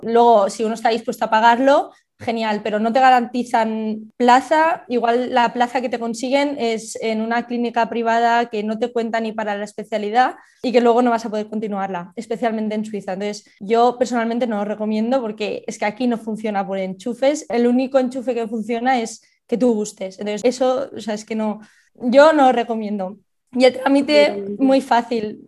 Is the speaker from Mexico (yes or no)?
no; Barcelona, Catalonia, Spain; moved away as an adult; also born or lived in Girona; now in Switzerland; de Barcelona, estudié en Gerona